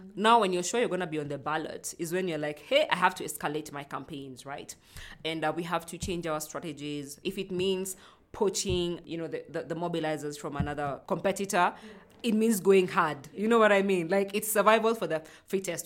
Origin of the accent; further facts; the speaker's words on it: Nairobi, Kenya; also born or lived in Uganda; I grew up in, uh, Kayole. Kayole is one of the informal settlements in Nairobi